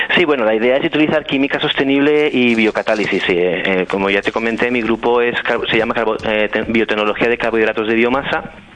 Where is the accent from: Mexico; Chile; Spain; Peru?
Spain; Muro de Alcoy, Valencian Community; moved away as an adult; also born or lived in Amsterdam, Netherlands / Brisbane, Australia; now in Stockholm, Sweden; yo soy natural de Muro de Alcoy, que como bien dices es una villa de las montañas de, Alicante